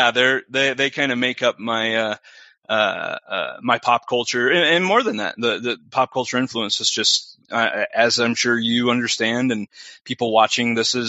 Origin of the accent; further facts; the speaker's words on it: Denver, Colorado, United States; I'm from Denver. That's where I'm out of. Denver